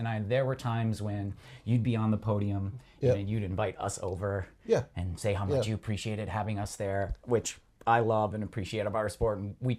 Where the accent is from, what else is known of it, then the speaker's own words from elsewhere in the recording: Michigan, United States; moved away; I grew up in Michigan.